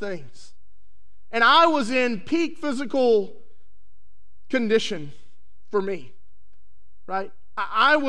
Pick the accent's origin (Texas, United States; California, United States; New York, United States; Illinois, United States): Texas, United States; West; I grew up in West Texas